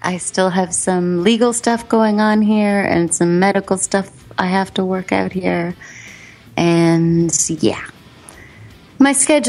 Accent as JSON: {"language": "English", "country": "Canada", "also_born_or_lived": "Miami", "said": "I am a Canadian."}